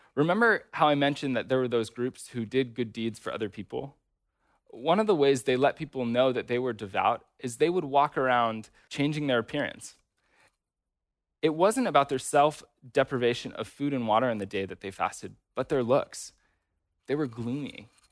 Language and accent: English; United States; American Christians